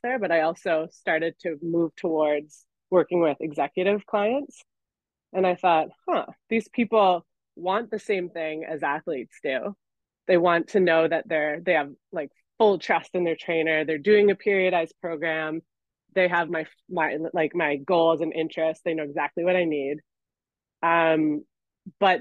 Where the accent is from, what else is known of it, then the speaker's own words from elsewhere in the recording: Canada; moved away as an adult; also born or lived in Montreal, Canada / Austria / Italy; now in New York City, United States; I'm a Canadian.